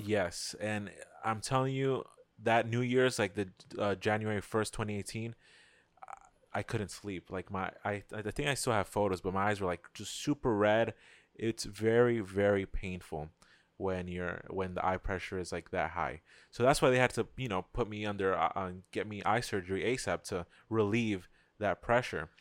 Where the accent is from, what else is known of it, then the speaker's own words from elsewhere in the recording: New York City, New York, United States; I'm from New York, Queens